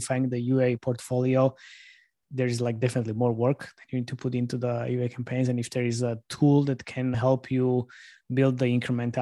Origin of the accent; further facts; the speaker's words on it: Slovakia; I'm from Slovakia